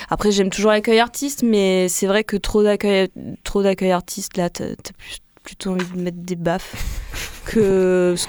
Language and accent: French; Vienne, Auvergne-Rhône-Alpes, France; moved away; also born or lived in Lyon